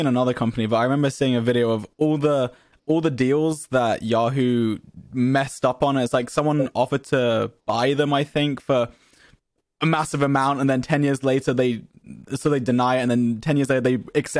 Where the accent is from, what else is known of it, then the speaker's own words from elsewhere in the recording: England, United Kingdom; I'm English.